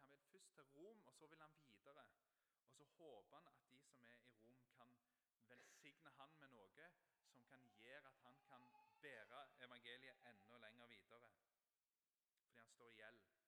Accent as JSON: {"language": "Norwegian", "area": "Ryfylke", "region": "Rogaland", "country": "Norway", "tie": "born or raised there", "said": "jeg er oppvokst på Fågen i Ryfylke, og det er nynorsk land"}